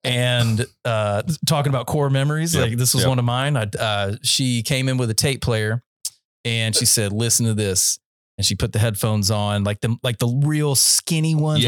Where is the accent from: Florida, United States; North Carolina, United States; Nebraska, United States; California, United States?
North Carolina, United States; Central; I was raised in Central North Carolina